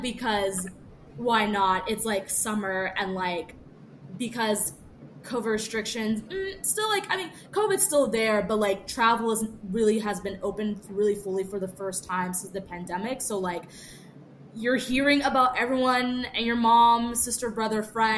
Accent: the South, United States; also born or lived in Atlanta / Washington, D.C.; I come from the South.

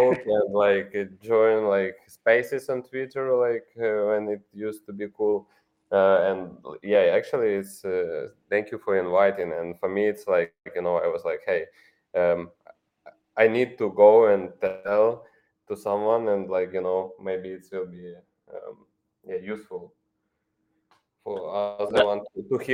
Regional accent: Ukraine; English is a second language; I'm from Ukraine.

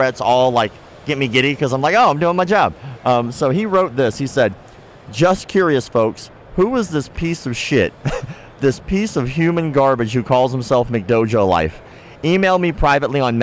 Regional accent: Florida, United States; also born or lived in Ocala, Florida; I was born and raised in Florida, back and forth, in Ocala and up to North Florida

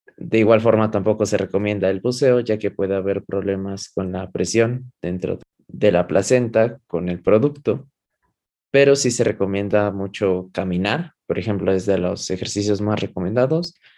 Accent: Mexico; nosotros como población latina, específicamente población mexicana

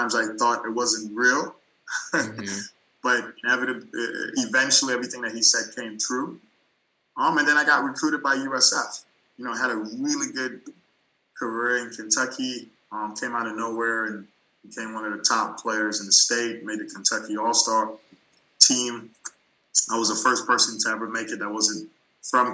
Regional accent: U.S. Virgin Islands; moved away; I'm from St. Thomas, United States Virgin Islands

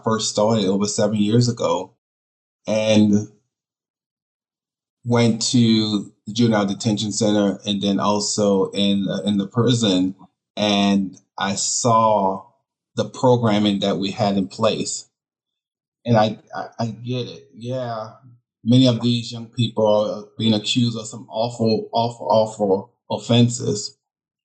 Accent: St. Bernard Parish, Louisiana, United States; I became a high school math teacher in my hometown of St. Bernard Parish

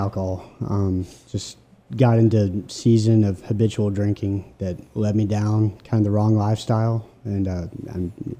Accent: Memphis, Tennessee, United States; Well, I'm from the greater Memphis area. Yeah, I grew up and went to Briarcrest around Memphis. Collierville, Germantown is kind of the outskirts where I grew up.

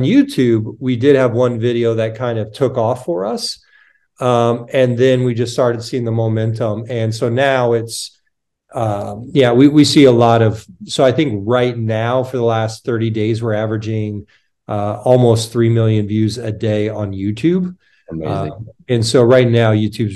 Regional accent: United States; moved away as an adult; also born or lived in Canada; I'm from the States

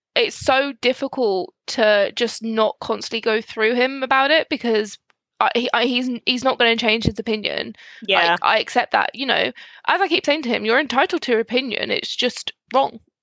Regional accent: Scotland, United Kingdom; especially being Scottish

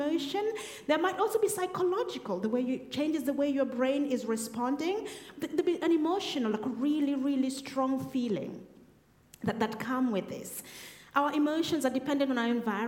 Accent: Kenya; moved away as an adult; now in Woking, United Kingdom; I was in Kenya, so that's where we're both from. That's the place we call home

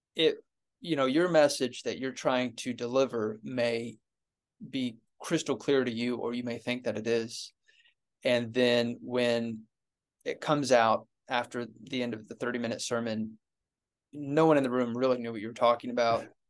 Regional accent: Ohio, United States; moved away; I was at my church growing up in Ohio

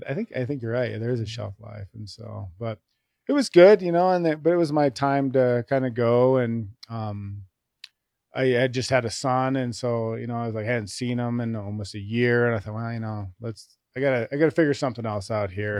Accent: Thornton, Colorado, United States; also born or lived in Appleton, Wisconsin; I actually grew up in Thornton, Colorado. Um, we moved there

